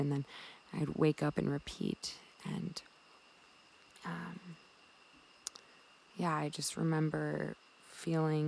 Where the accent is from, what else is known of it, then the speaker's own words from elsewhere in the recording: Milwaukee, Wisconsin, United States; moved away as an adult; also born or lived in Colorado; eventually I moved from Wisconsin, where I was born, to Colorado.